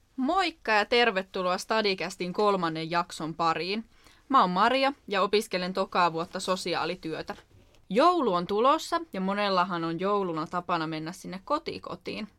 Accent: Turku, Southwest Finland, Finland; mä oon itse asunut aina täällä Turussa

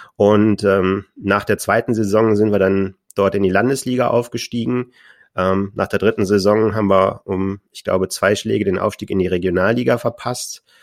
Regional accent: Düsseldorf, North Rhine-Westphalia, Germany; Ich komme ja aus Düsseldorf

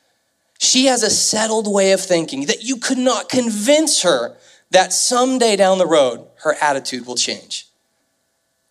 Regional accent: Kansas City, Missouri, United States; moved away as an adult; now in St. Louis, United States; I grew up in the Kansas City area, and so I moved here in 2003

